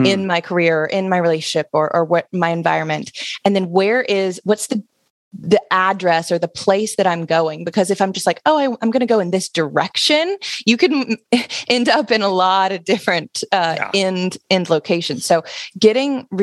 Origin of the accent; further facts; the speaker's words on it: Alabama, United States; moved away; I'm originally from Alabama. So I grew up in a very small college town.